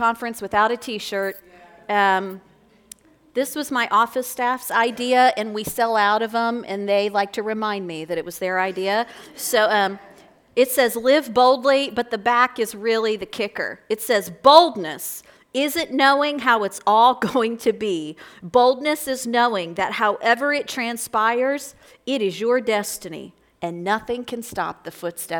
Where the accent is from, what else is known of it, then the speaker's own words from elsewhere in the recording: Florence, Kentucky, United States; I'm from Northern Kentucky. I grew up right here in Florence.